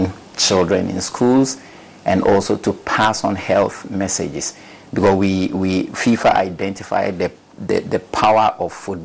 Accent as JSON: {"language": "English", "town": "Jama", "region": "Savannah Region", "country": "Ghana", "tie": "born or raised there", "also_born_or_lived": "Sunyani, Ghana / Tamale, Ghana", "said": "I come from the northern part of the country, 100% northerner, from the Bolibamboy constituency"}